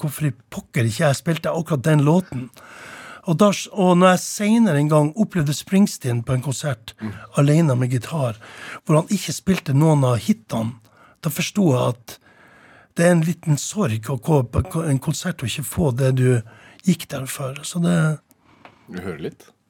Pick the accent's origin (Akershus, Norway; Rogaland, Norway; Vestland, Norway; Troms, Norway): Troms, Norway; Tromsø; på loftet hjemme i Tromsdalen